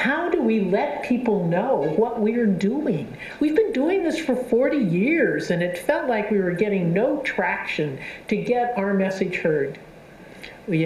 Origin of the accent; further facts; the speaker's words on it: Southern California, United States; I'm from Southern California